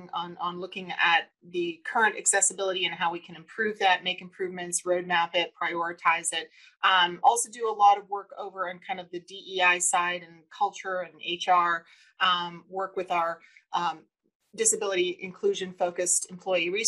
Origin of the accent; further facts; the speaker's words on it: Boston, Massachusetts, United States; we grew up in Boston and the 1960s and 70s